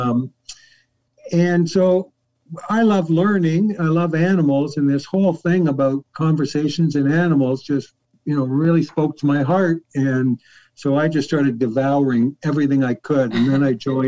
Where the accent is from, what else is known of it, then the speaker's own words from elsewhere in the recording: Newmarket, Ontario, Canada; I'm from Newmarket, Canada, or Toronto, Canada